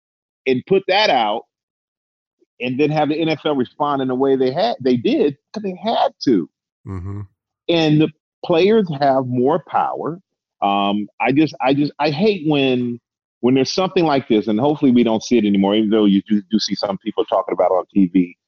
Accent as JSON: {"language": "English", "country": "Germany", "tie": "born or raised there", "said": "But though I grew up in Germany, man."}